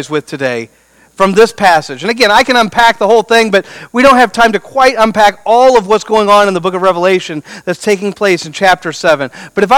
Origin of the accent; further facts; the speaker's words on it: Beaufort, Missouri, United States; I grew up in Beaufort, Missouri, population 200